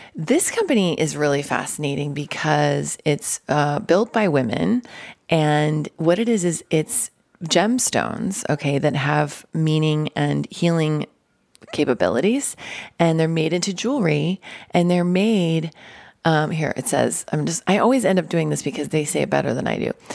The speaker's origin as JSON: {"language": "English", "town": "Denver", "region": "Colorado", "country": "United States", "said": "I'm from Denver"}